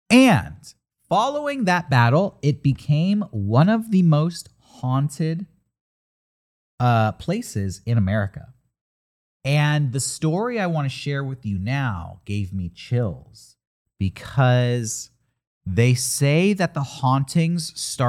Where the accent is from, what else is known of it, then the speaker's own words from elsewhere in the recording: California, United States; up in California. You grew up in New Jersey.